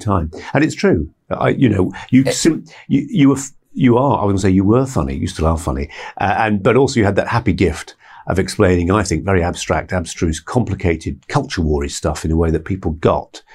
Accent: Bradford, Yorkshire and the Humber, United Kingdom; moved away; I come from Bradford originally

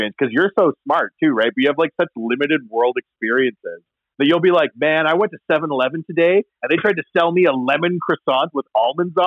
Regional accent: Canada; I'm from Canada

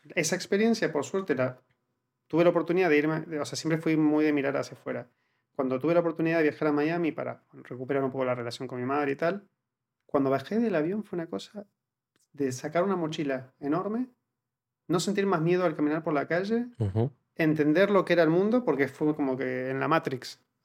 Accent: Argentina; moved away as an adult; now in Spain; cuando salí de Argentina

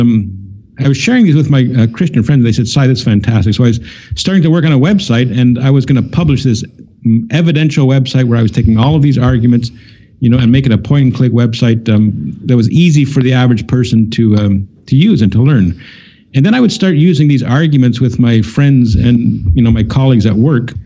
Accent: Canada; I'm from Canada

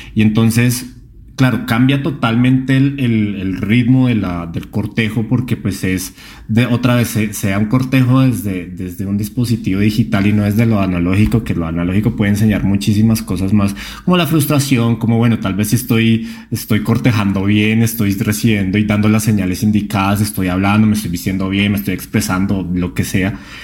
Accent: Colombia; moved away; directamente desde mi tierra, desde Colombia

